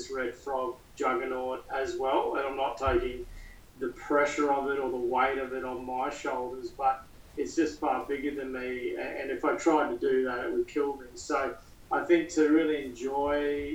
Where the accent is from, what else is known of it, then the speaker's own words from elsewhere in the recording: Queensland, Australia; As a Queenslander